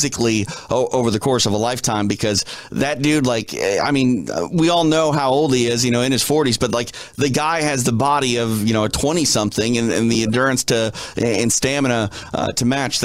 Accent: Minneapolis, Minnesota, United States; I'm from Minneapolis, so I know what that cold is

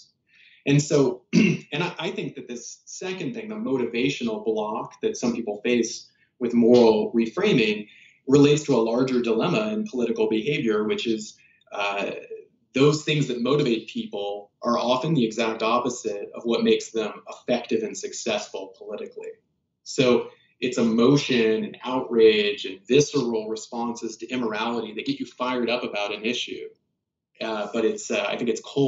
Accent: Kansas, United States; moved away; also born or lived in South Carolina; I grew up in Kansas and South Carolina

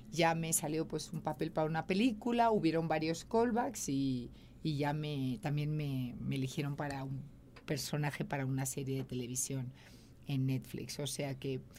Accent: Catalonia, Spain; moved away; also born or lived in Madrid; yo en España Vivo en Madrid, soy catalana, tengo mi familia allí, tengo a mi hijo allí

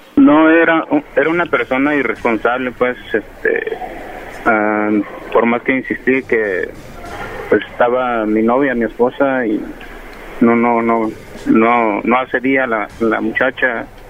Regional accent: Guerrero, Mexico; yo soy del estado de Guerrero

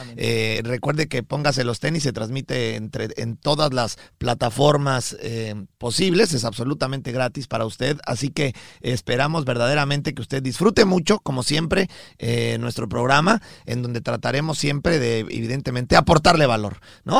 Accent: Mexico; Rodrigo de Obando y, yo somos mexicanos

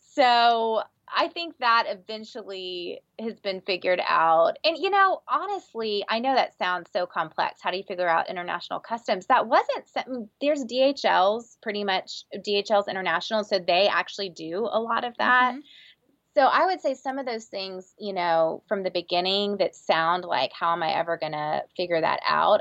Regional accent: Texas, United States; I'm from Texas

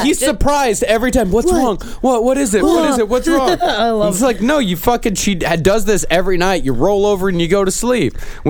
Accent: Texas, United States; Because I grew up in Texas.

